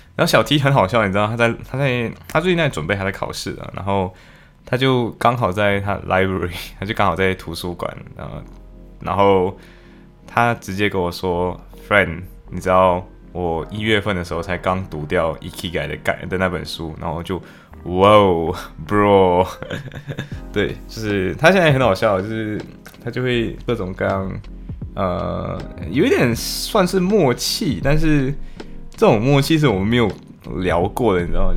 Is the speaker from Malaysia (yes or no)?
yes; Malaysia; moved away as an adult; now in Liverpool, United Kingdom; 我是马来西亚人